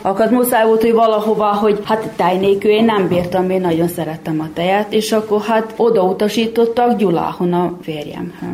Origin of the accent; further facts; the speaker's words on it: Muzslya, Vojvodina, Serbia; also born or lived in Zrenjanin (Erzsébetlak) / Bláto; igaz, hogy én Erzsébet lakon születtem, de kicsi voltam, amikor eljöttünk ide Muzslára lakni